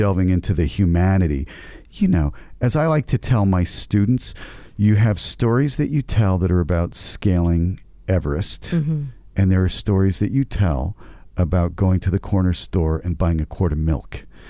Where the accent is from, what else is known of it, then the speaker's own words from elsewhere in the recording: United States; now in Canada; very fortunate in my career, having come from the United States and been able to play really fantastic roles. As Canadian actors, sometimes we don't get a chance.